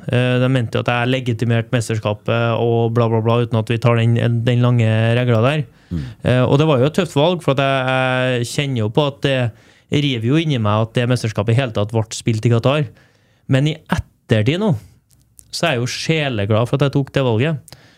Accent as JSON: {"language": "Norwegian", "town": "Trondheim", "region": "Trøndelag", "country": "Norway", "also_born_or_lived": "Stavanger area (Randaberg)", "moved": "as an adult", "lives_now": "Stavanger, Norway", "said": "jeg og fruen er fra Heimdal, så vi vet at vi skal tilbake til Trondheim"}